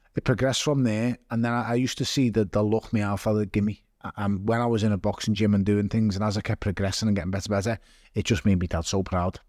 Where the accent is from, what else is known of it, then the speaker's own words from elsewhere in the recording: Liverpool, North West England, United Kingdom; I was born in Toxteth. uh, and I was raised in Waverty